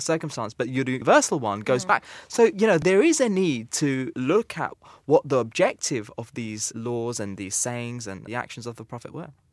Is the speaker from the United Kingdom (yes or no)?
yes; United Kingdom; I'm British. I live in England.